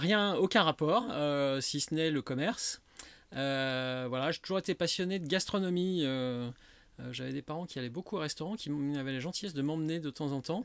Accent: Lyon, Auvergne-Rhône-Alpes, France; also born or lived in Saint-Étienne / Mâconnais; mes parents se sont installés à Lyon, j'avais deux ans. Donc je, suis quasiment lyonnais

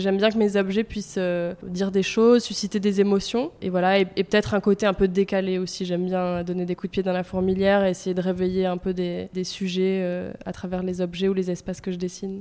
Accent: Marseille, Provence-Alpes-Côte d'Azur, France; also born or lived in Paris / Italy; quand on est marseillais et provençal entre guillemets

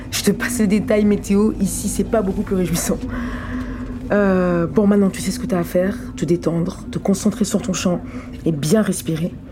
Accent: Cognac, Nouvelle-Aquitaine, France; j'ai 22 ans, j'ai grandi à Cognac

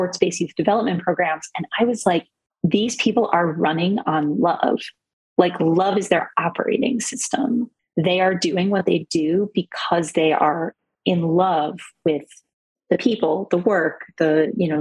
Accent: South Florida, United States; I am a Jew from South Florida

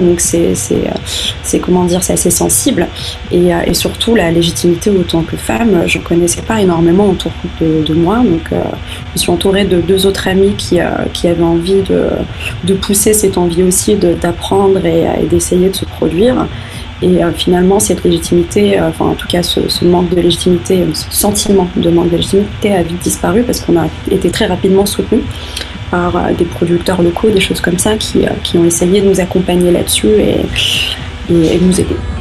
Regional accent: Rabat, Rabat-Salé-Kénitra, Morocco; j'ai grandi au Maroc

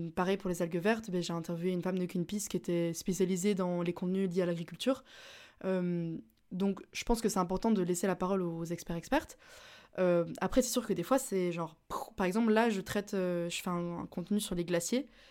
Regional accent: Belgium; je suis belge

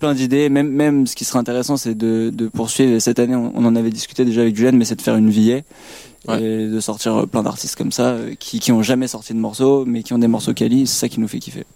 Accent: Paris, Île-de-France, France; nous, on est jeunes, on vient de Paris

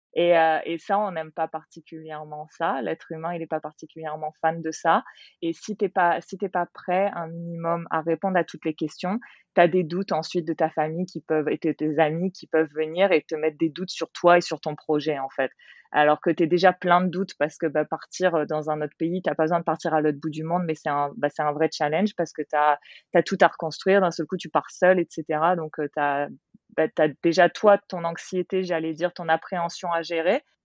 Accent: France; moved away as an adult; now in Australia; en tant que française, tu sais, euh, ayant toujours grandi, dans, enfin, euh, ayant vécu dans des grandes villes

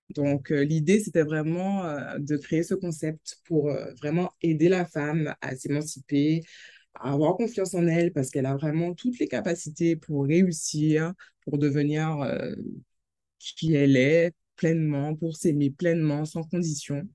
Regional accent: Saint-Claude, Guadeloupe; je suis guadeloupéenne, Saint-Claudienne

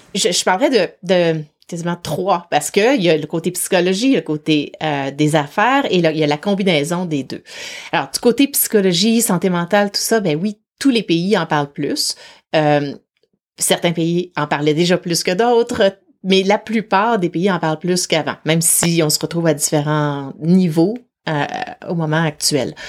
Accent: Quebec City, Quebec, Canada; moved away as an adult; now in Vancouver, Canada; je viens de Québec, de la ville de Québec en, particulier, même si maintenant j'habite euh, sur la côte ouest à Vancouver

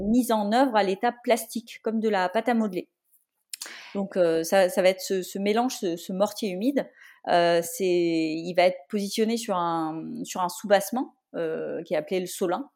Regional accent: Brittany, France; moved away; also born or lived in Rennes; moi je suis bretonne d'origine. je suis revenue vivre en Bretagne après plusieurs années à l'étranger et ailleurs en France

